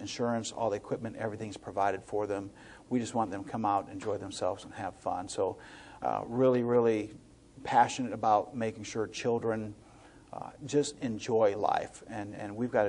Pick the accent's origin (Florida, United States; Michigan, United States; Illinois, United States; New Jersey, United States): Illinois, United States; Joliet; moved away; I grew up in Midwest, Illinois, Joliet, right outside Chicago